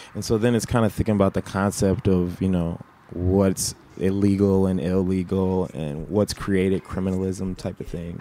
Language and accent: English; Minneapolis, Minnesota, United States; also born or lived in Atlanta, Georgia; I was born originally in the Twin Cities, and then when I was two years old, I moved to Atlanta, Georgia